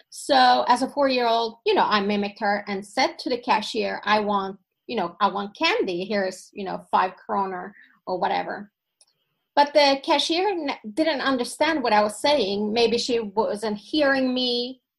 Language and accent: English; Sweden; first language Finnish; English is a second language; I grew up in a Finnish family. My parents came from Finland, but I've always I was born in Sweden. I would always consider myself Swedish.